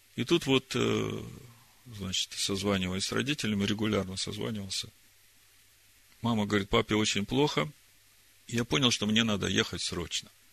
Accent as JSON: {"language": "Russian", "town": "Horlivka", "region": "Donetsk Oblast", "country": "Ukraine", "tie": "born or raised there", "moved": "yes", "said": "я единственный сын у родителей, и живут они в Горловке, и я родился в Горловке"}